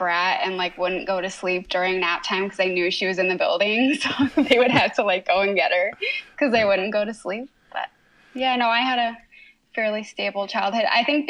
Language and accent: English; Michigan, United States; also born or lived in California; And so I was born out there, but then they moved back to Michigan when I was like 7 months old.